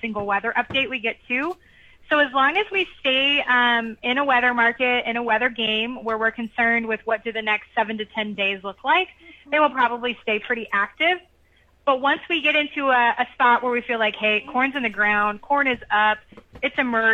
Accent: Illinois, United States; moved away; I'm from Illinois originally

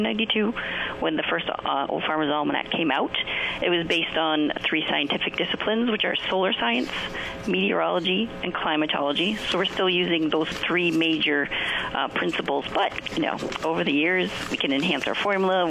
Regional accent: New Hampshire, United States; I was born and raised in New Hampshire, and that's how I say it.

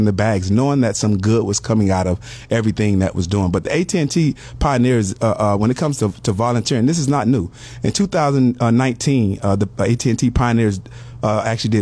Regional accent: Miami, Florida, United States; I'm actually a Miami native. I grew up in the Liberty City area of Miami

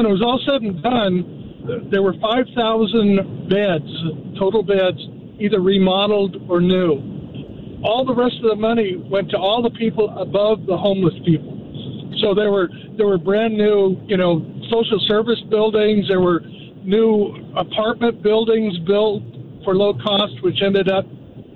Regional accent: California, United States; now in Idaho, United States; I'm from California

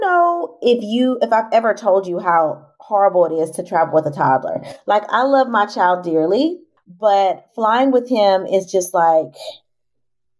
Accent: Houston, Texas, United States; now in Atlanta, United States; my hometown

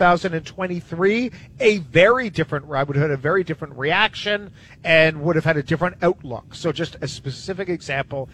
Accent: Canada; As a Canadian

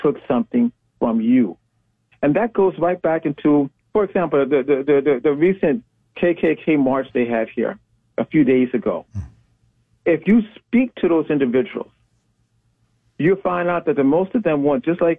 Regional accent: Chicago, Illinois, United States; We're both from the South Side

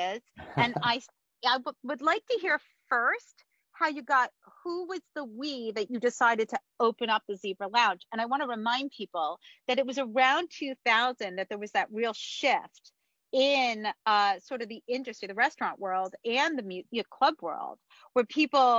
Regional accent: New Jersey, United States; moved away as an adult; also born or lived in Boston; now in Washington, D.C., United States; I was growing up in New Jersey

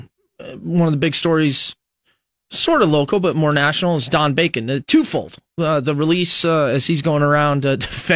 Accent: United States; also born or lived in Lincoln, Nebraska; as an American citizen now

